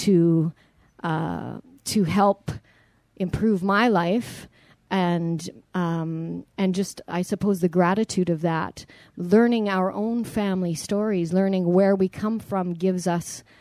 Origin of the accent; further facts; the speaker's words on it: Canada; also born or lived in Ontario / Alberta; growing up in Canada